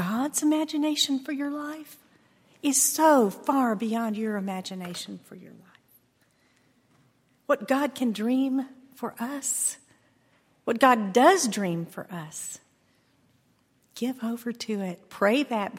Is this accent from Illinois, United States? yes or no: no; Texas, United States; I grew up in Texas on a ranch where it's hard to get things to grow in Texas soil.